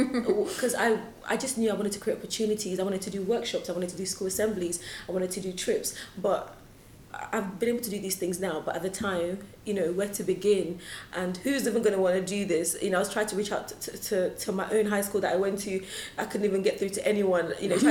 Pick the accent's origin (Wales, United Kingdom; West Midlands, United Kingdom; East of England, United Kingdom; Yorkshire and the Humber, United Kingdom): East of England, United Kingdom; Luton; also born or lived in Lagos, Nigeria; growing up in Luton